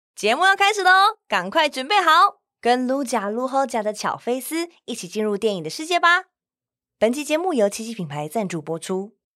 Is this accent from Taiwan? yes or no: yes; Taichung, Taiwan; 我是台中人